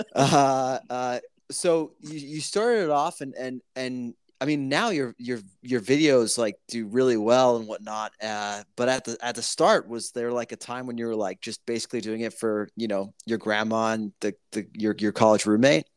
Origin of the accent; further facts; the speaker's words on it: Italy; moved away; I'm from Italy